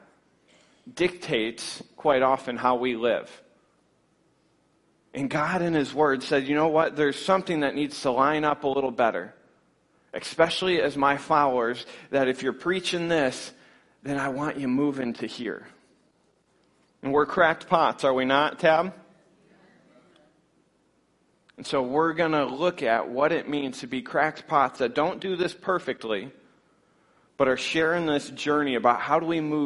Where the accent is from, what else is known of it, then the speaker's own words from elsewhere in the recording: Scottville, Michigan, United States; Northern Michigan, I come from the Scottville area, so we can speak a little bit of the same language